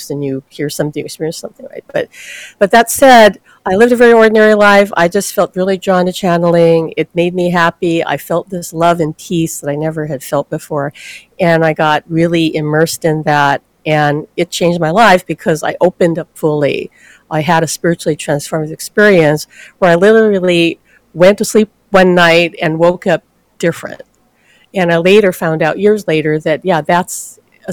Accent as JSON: {"language": "English", "region": "Hawaii", "country": "United States", "tie": "born or raised there", "said": "I'm born and raised in Hawaii"}